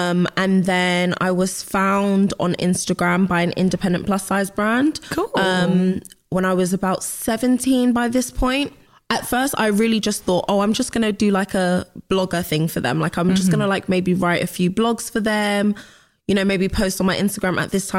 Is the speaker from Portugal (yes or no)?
no; London, United Kingdom; West London.